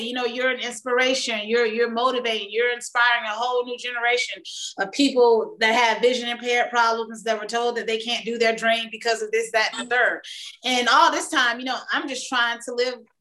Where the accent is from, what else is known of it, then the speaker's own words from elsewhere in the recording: Atlanta, Georgia, United States; I'm a homegrown Southern Georgia peach